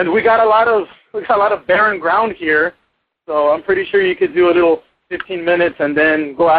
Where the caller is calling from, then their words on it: Santa Rosa, Texas, United States; I'm calling from Santa Rosa, Texas. I'm way down at the bottom tip of Texas. Literally, the border is like I can drive like maybe for 10 minutes and be there.